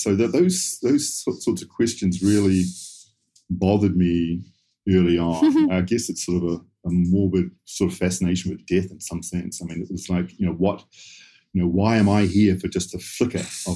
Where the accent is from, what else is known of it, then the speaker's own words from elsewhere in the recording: suburb outside Auckland, New Zealand; I grew up in New Zealand, sort of suburb just outside Auckland.